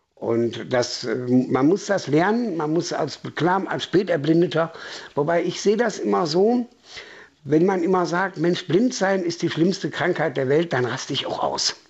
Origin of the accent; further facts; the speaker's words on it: Essen, North Rhine-Westphalia, Germany; now in Bautzen, Germany; ich komme nicht aus Sachsen, ich komme mitten aus dem Ruhrpott.